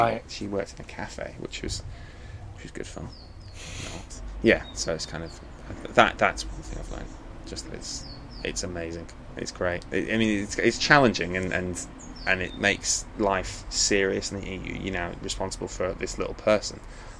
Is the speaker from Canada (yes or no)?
no; England, United Kingdom; You know, I'm from England, and we were having children a lot older.